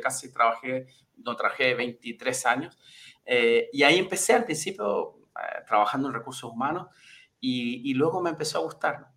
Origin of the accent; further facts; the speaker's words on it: Chile; moved away as an adult; also born or lived in Brazil; acabé volviendo a Chile después de muchos años